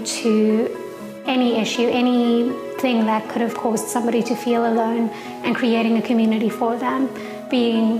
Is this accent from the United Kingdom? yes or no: no; South Africa; moved away as an adult; now in New York City, United States; I'm from South Africa.